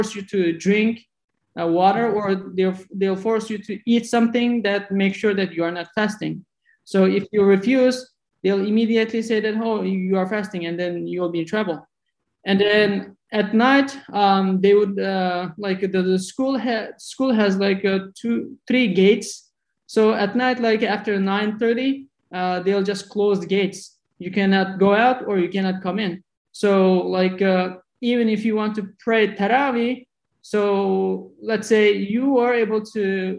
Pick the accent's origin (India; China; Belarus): China; southern East Turkestan, Xinjiang; moved away; also born or lived in Urumqi, China; my hometown is in the south part